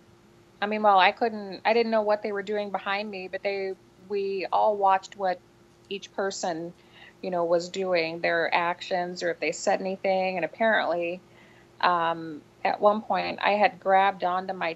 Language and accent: English; Kampsville, Illinois, United States; Campsville, Illinois, which is my hometown, in Calhoun County.